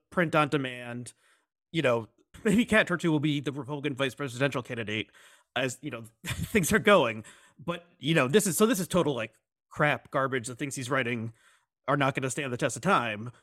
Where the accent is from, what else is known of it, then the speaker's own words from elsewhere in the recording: United States; I'm, I'm American